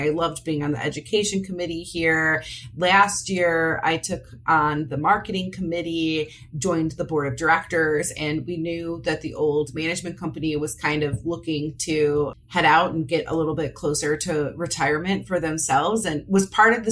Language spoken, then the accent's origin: English; Parma, Ohio, United States; I grew up in the Parma, Ohio area. So I only moved a few towns over now